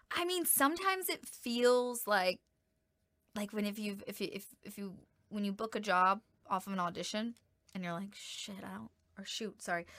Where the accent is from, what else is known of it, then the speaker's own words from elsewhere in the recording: Georgia, United States; moved away as an adult; now in El Paso, United States; my hometown and in the state of Georgia